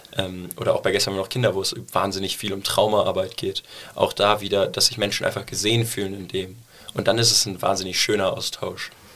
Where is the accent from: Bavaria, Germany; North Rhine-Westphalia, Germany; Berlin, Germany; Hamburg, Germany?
North Rhine-Westphalia, Germany; Cologne; also born or lived in New York; ich bin in Deutsch aufgewachsen